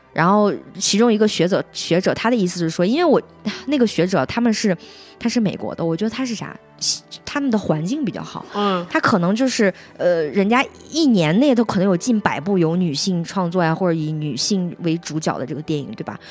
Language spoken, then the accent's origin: Chinese; Henan, China; 我也是河南人